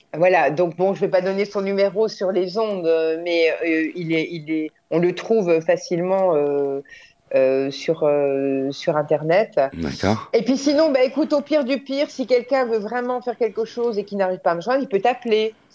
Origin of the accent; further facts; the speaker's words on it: Morteau, Bourgogne-Franche-Comté, France; Je suis née à Morteau